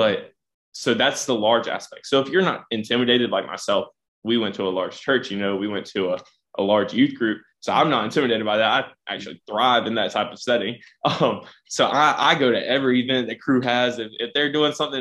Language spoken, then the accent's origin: English; Smithfield, United States; we're both from Smithfield